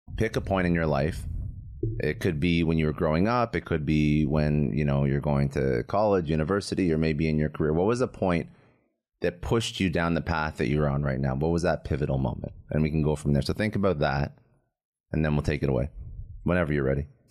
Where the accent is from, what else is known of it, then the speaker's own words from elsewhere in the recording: Canada; now in Florida, United States; I'm Canadian